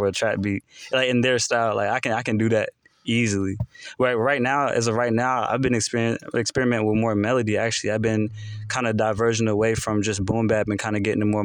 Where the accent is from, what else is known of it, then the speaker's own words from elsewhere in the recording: Charlotte, North Carolina, United States; also born or lived in Concord, North Carolina; I was born in Concord, raised in East Charlotte